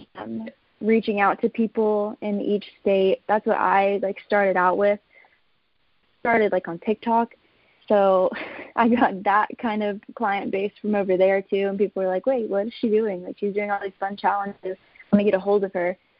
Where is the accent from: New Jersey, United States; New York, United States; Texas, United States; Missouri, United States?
Texas, United States; moved away as an adult; now in Phoenix, United States; I'm actually born and raised in Texas, and my family moved here my sophomore year of college.